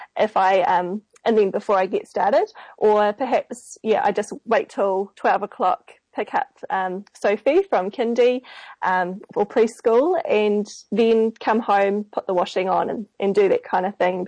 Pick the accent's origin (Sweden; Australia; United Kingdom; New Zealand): New Zealand; Auckland; I'm from Auckland here in New Zealand on the bottom of the world.